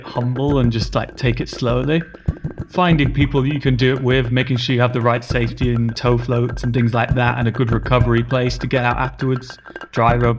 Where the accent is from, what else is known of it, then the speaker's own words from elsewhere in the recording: Cumbria, North West England, United Kingdom; We grew up near the Lake District in Cumbria